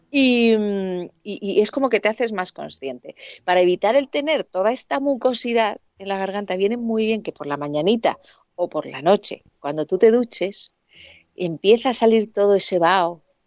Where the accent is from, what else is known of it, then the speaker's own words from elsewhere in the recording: Alicante, Valencian Community, Spain; moved away as an adult; now in Madrid, Spain; yo soy de Alicante, y me vine con 21 añitos a, Madrid